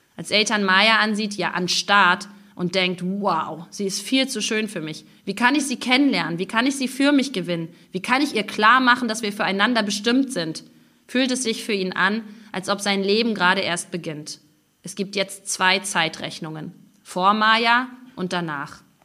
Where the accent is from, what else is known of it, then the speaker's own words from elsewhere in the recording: East Germany, Germany; moved away as an adult; also born or lived in Stralsund; now in Israel; wir Ostdeutschen dafür bekannt sind, so wahnsinnig freundlich und höflich zu sein